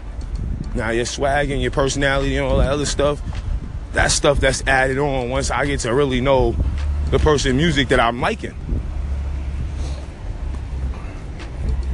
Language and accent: English; New York City, New York, United States; I'm from Harlem. We in Harlem